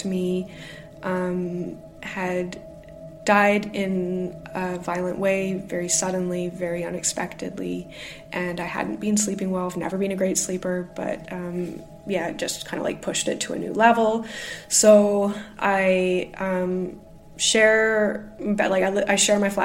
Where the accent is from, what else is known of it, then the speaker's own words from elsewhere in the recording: Canada; now in Glasgow, United Kingdom; I am the Canadian living in Glasgow, UK